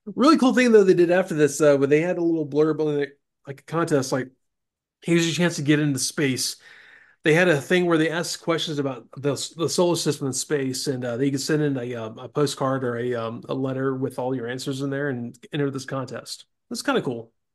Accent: Florida Panhandle, United States; I grew up in Florida.

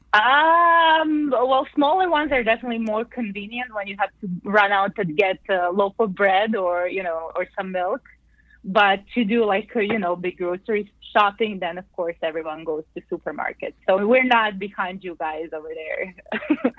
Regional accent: Zagreb, City of Zagreb, Croatia; I was born and raised in the capital of Croatia, Zagreb.

